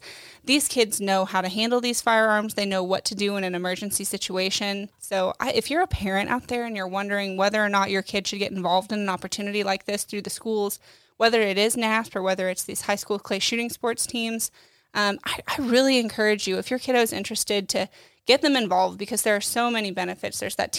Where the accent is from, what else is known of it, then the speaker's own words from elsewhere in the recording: Lawrence, Kansas, United States; I grew up in Lawrence, actually.